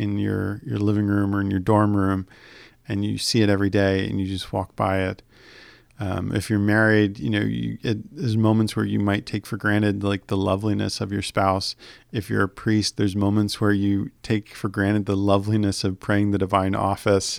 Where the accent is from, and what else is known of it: United States